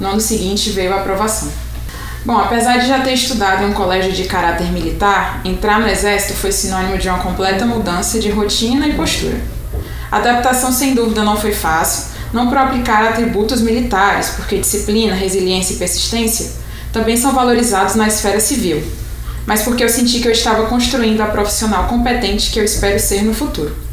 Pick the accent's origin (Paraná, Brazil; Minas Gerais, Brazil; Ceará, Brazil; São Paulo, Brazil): Ceará, Brazil; Fortaleza; eu tenho 23 anos e sou natural de Fortaleza, Ceará.